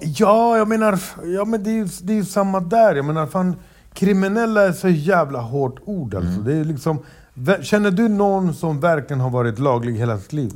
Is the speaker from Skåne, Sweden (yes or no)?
no; Stockholm, Stockholm County, Sweden; jag föddes uppvuxen i Rinkeby och det var inte mitt fel att jag föddes där.